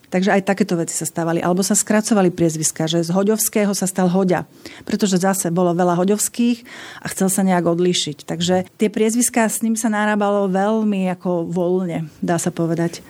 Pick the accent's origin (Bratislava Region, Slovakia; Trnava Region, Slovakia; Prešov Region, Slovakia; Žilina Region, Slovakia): Bratislava Region, Slovakia; Bratislava; Ja som pochádzam z Bratislavy a to bolo jedno vinohradnícke mesto.